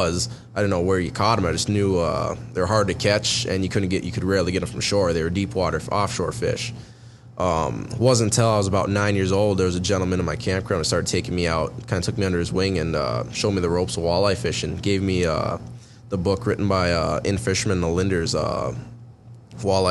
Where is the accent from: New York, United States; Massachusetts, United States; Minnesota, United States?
Minnesota, United States; Lake Park, Detroit Lakes area; I grew up fishing over near Lake Park of Minnesota, Detroit Lakes area, Ottawa counties, fished a lot of those lakes